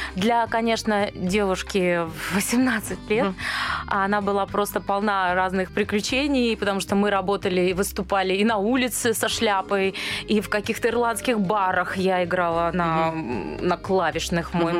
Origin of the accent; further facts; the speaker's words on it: Dnipro, Dnipropetrovsk Oblast, Ukraine; moved away; also born or lived in Moscow; мы из Днепропетровска обе